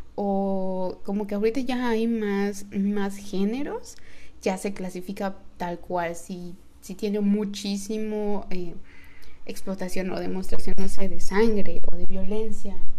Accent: Yucatán, Mexico; soy mexicana, yucateca

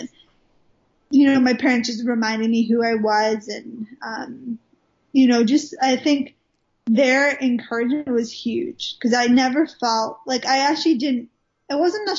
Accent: Wales, United Kingdom; moved away as an adult; now in Redding, United States; I live in Redding, California. I'm originally from Wales in the UK. Even though I don't sound like it, I sound extremely Americanized now. But I promise you, I am Welsh. I was born in Wales. Lived there for the first 19 years of my life

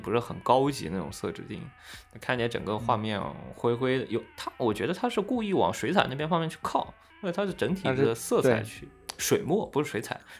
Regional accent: China; 所以说我一般都是日文或者英文回复，所以说你也看不出来我是中国人还是日本人之类的，对吧？

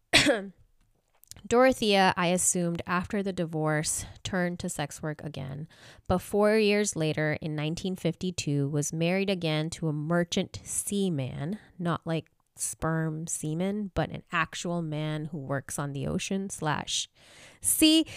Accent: India; now in Southern California, United States; I know I've told you guys that I'm from India

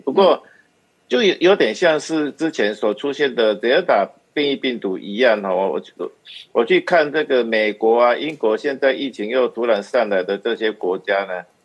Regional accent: Taiwan; 我们台湾

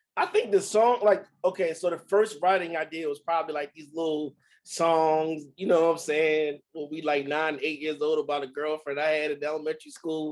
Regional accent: Baltimore, Maryland, United States; growing up in Baltimore

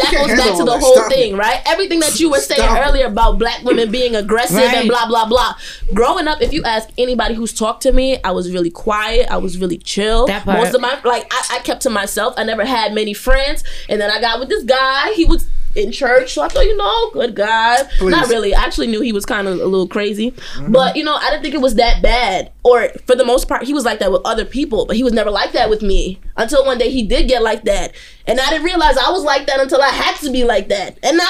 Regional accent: New York City, New York, United States; I grew up between Bushwick and Brownsville.

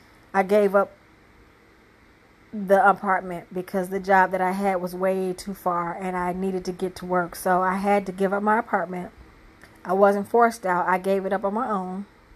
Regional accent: Michigan, United States; moved away as an adult; also born or lived in California; now in Tennessee, United States; My testimony is I had moved down here and to Tennessee and from Michigan, which is my hometown, but I never really lived that much in my hometown except this last go around, which was 17 years

